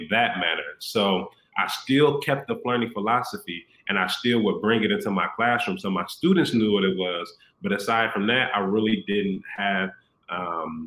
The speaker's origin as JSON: {"language": "English", "region": "Illinois", "country": "United States", "tie": "born or raised there", "also_born_or_lived": "Houston", "moved": "as an adult", "said": "I'm back in my hometown. So I'm back in Illinois, where I'm from"}